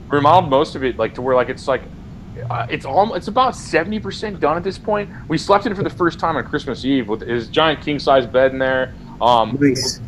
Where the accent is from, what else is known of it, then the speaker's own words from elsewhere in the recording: Missouri, United States; I'm from Missouri.